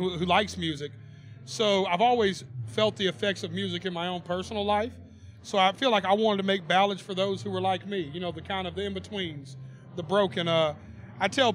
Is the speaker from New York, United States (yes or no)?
no; Nashville, Tennessee, United States; I was born and raised in Nashville